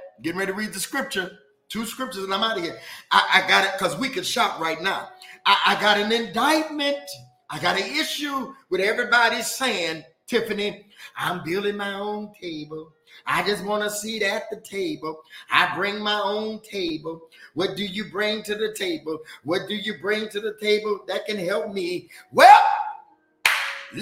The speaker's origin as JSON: {"language": "English", "town": "Detroit", "region": "Michigan", "country": "United States", "said": "I'm from Detroit"}